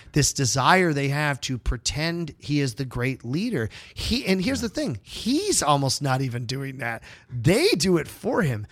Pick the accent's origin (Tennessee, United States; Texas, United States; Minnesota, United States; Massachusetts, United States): Massachusetts, United States; I grew up in Massachusetts in the you know late 70s early 80s